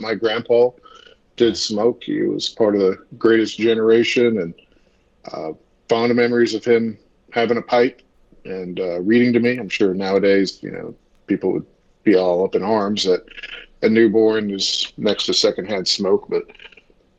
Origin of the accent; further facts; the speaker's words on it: Brazoria, Texas, United States; now in Charlotte, United States; I'm originally from a small town south of Houston in Texas that not many people know of, but a little town of Brazoria